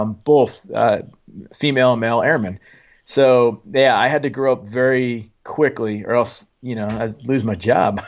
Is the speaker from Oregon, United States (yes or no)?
yes; Lowell, Oregon, United States; moved away as an adult; also born or lived in Fall River Mills, California; I was born in, uh, Fall River Mills, California, but I was raised in Oregon. So a little, uh, little logging town, uh, called Lowell, Oregon